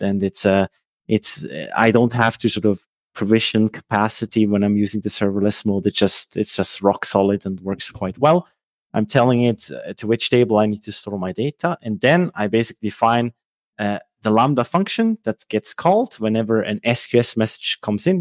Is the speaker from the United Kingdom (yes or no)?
no; Switzerland; first language Swiss German; English is a second language; also born or lived in Lucerne; I'm from Switzerland. Uh, uh, so my native language is actually Swiss German